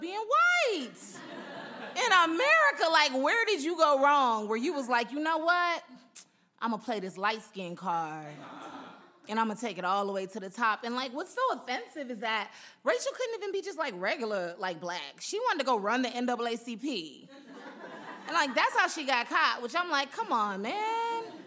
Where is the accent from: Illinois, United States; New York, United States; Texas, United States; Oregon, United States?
Texas, United States; Houston; moved away as an adult; also born or lived in Utah; now in Los Angeles, United States; We're in Houston